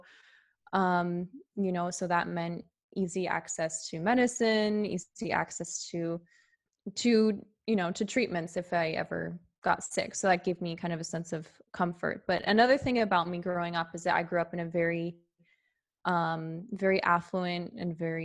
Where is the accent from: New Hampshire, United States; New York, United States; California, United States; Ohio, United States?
California, United States; near San Francisco; I grew up in a pretty affluent area, actually. So near San Francisco, California.